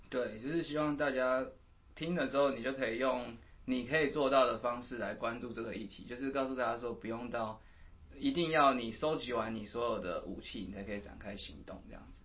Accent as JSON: {"language": "Chinese", "town": "Keelung", "country": "Taiwan", "said": "我是基隆人"}